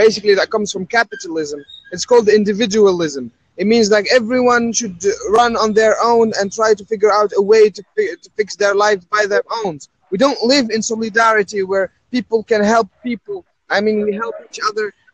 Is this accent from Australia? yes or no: no; Algeria; now in Paris, France; I'm originally from Algeria.